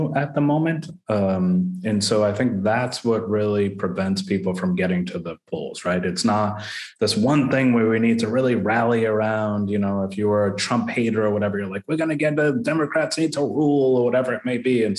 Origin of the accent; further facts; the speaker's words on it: Worcester, Massachusetts, United States; I grew up in the Great Brook Valleys and the Lincoln Villages of the world between, you know, kindergarten and seventh, eighth grade